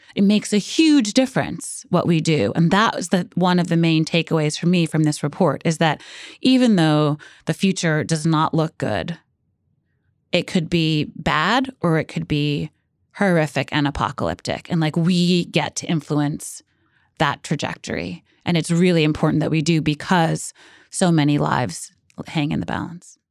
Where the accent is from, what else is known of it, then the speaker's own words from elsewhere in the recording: New York City, New York, United States; I grew up in Brooklyn and I never thought I lived in a coastal city.